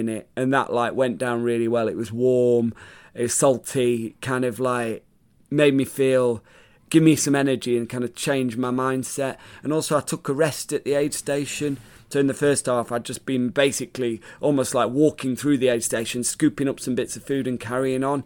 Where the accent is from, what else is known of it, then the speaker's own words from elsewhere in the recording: Sheffield, Yorkshire and the Humber, United Kingdom; So I was part of the Sheffield team